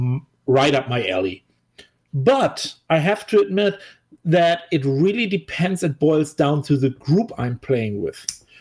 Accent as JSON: {"language": "English", "country": "Germany", "also_born_or_lived": "St. Louis, United States", "second_language": "English", "moved": "as an adult", "said": "I'm obviously from Germany. However, I used to live in the United States for a while."}